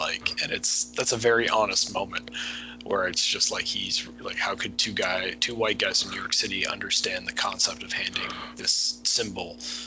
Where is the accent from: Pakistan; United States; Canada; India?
Canada; I'm Canadian